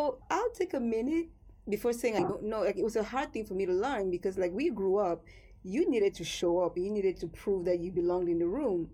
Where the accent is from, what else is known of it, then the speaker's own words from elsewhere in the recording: Cameroon; growing up in Cameroon